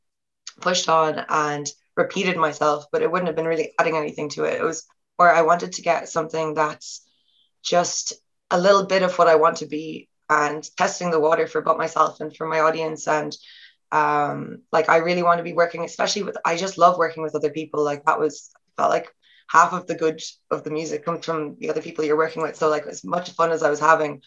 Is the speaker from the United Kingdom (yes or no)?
no; Ireland; accent: Irish